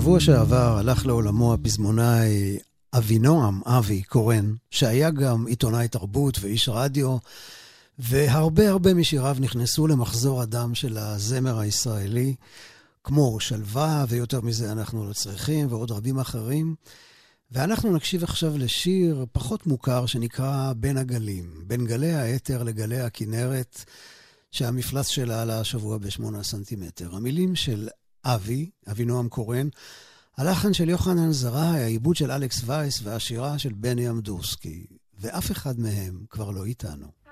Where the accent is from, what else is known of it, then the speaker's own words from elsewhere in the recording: Ramat Gan, Tel Aviv District, Israel; גם אני גדלתי בערך באותם השנים ברמת גן